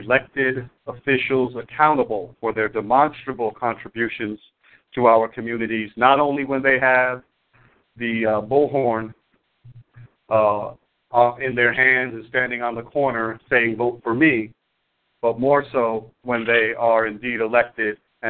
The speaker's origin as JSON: {"language": "English", "town": "New York City", "region": "New York", "country": "United States", "tie": "born or raised there", "moved": "yes", "lives_now": "Detroit, United States", "said": "my hometown of Brooklyn, New York"}